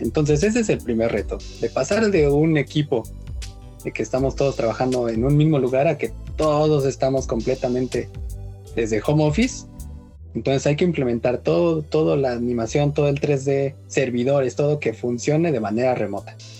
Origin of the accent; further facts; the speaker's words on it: Mexico; somos mexicanos